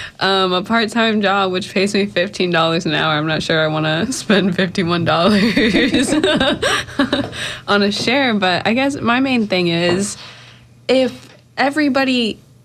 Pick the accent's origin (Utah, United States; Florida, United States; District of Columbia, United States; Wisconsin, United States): Florida, United States; Jacksonville; now in Tampa, United States; I'm from Jacksonville